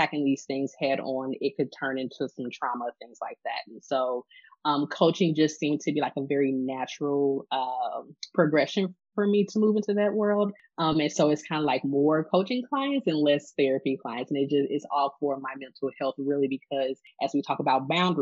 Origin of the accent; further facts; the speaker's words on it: St. Louis, Missouri, United States; I am from St. Louis. I am born and raised here